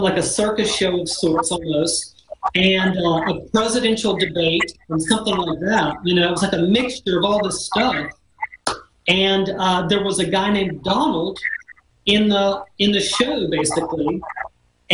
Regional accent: Panama City Beach, Florida, United States; I grew up in Panama City Beach, Florida, as a beach kid.

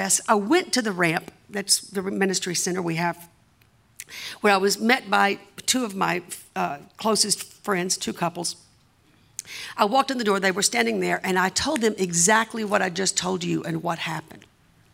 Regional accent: the South, Southern United States, United States; accent: Southern; my Southern accent

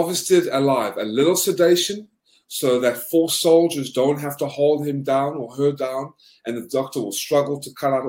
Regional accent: South Africa; also born or lived in Georgia, United States; now in United States; I'm originally South African.

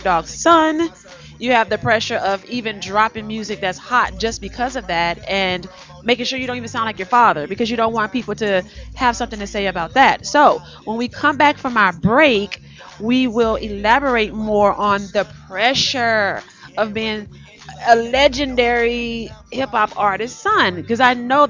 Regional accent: the South, United States; moved away as an adult; now in Los Angeles, United States; I am from the South

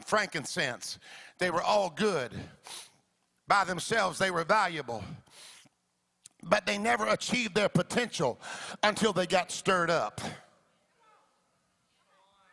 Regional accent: the Deep South, United States; also born or lived in Florida; I grew up in the South. Come on now. The deep South I was born

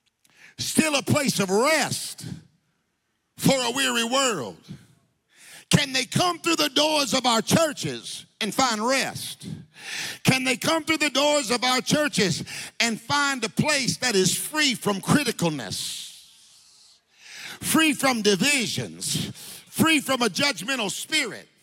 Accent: United States; I'm an American.

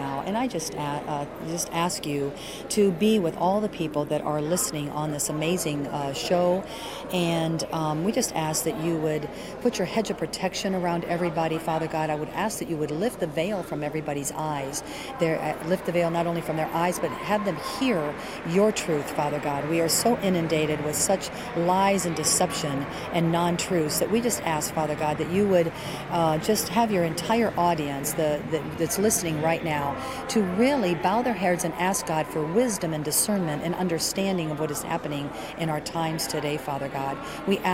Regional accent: Caracas, Capital District, Venezuela; now in United States; I'm not from here. I'm actually from Caracas, Venezuela.

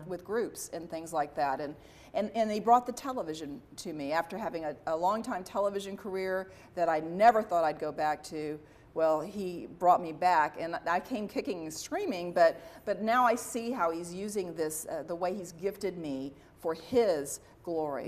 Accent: Dallas, Texas, United States; I was from Dallas

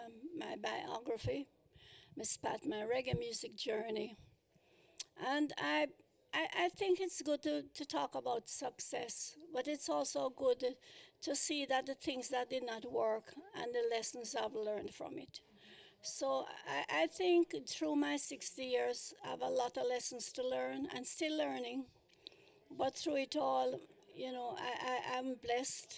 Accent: Kingston, Jamaica; moved away as an adult; now in United States; I was born in Kingston, Jamaica

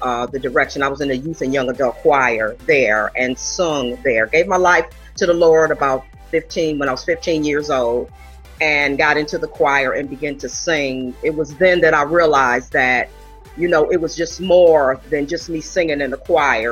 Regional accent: Buffalo, New York, United States; moved away as an adult; I'm originally from Buffalo, New York

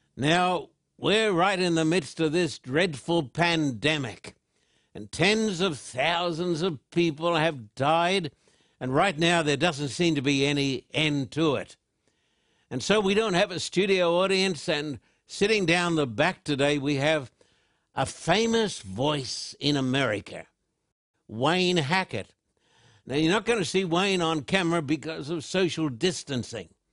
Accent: Australia; when I was a little boy growing up in Australia

